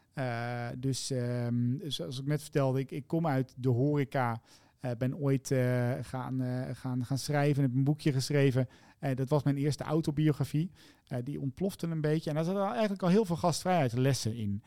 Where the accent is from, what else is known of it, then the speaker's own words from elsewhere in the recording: Zevenaar, Gelderland, Netherlands; mijn geboortedorp. Mm Zevenaar, in het oosten van het mhm. land. En daar ben ik al heel vroeg in de afwas geschopt door mijn lieftallige papa